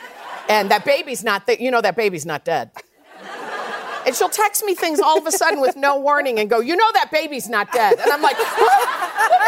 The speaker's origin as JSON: {"language": "English", "region": "Midwest", "country": "United States", "tie": "born or raised there", "said": "I grew up in the Midwest"}